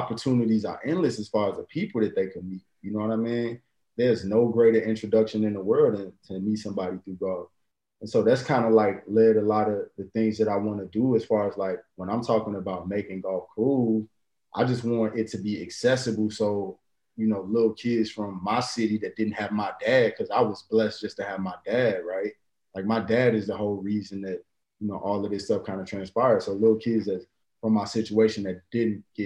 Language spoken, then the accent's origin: English; Chicago, Illinois, United States; me growing up in Chicago